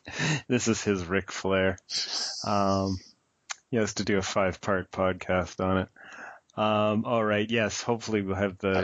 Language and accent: English; Calgary, Alberta, Canada; moved away as an adult; also born or lived in Victoria, Canada; now in Vancouver area, Canada; my dear friend Travis, who I grew up with in Calgary, went to junior high and high school